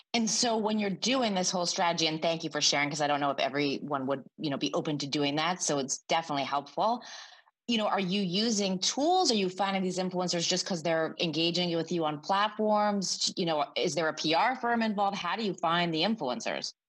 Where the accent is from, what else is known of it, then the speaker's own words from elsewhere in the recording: Canada; I'm Canadian